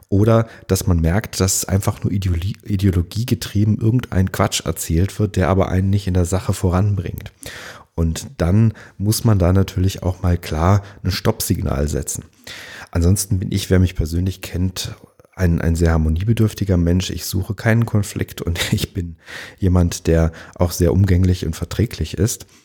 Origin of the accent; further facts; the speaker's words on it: Langenhain, Hesse, Germany; now in Marxheim, Germany; Ich bin in Langenhain aufgewachsen und groß geworden und ähm, bin dann später in die Kernstadt gezogen und wohne jetzt in Marxheim